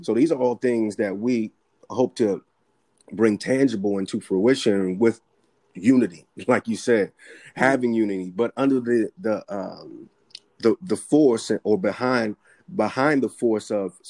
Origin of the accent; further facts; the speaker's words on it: New York City, New York, United States; also born or lived in Tucson, Arizona; I was born and raised as a child in the Bronx